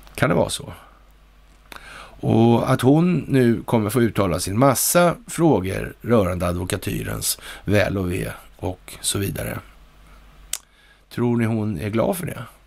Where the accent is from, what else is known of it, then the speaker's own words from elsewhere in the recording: Sweden; här hemma i Sverige